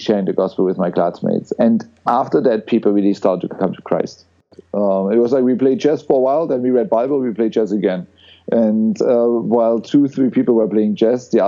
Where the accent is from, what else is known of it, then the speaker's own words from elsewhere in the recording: East Germany, Germany; I grew up in East Germany